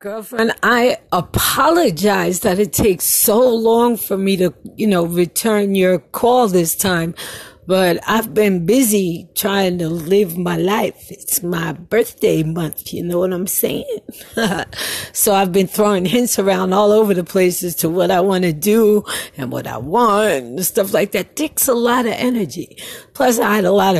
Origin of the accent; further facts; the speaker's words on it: New York City, New York, United States; moved away; I was going to a Catholic school in Brooklyn